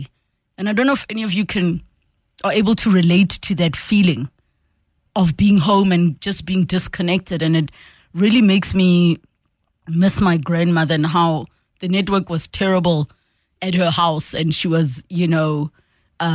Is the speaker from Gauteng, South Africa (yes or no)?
yes; Soweto, Gauteng, South Africa; from Soweto.